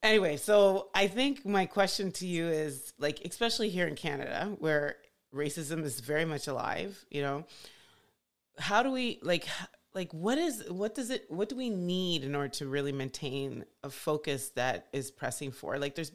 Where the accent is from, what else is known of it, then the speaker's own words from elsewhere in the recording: Nigeria; moved away; I'm from like the sixth most populous country on the planet.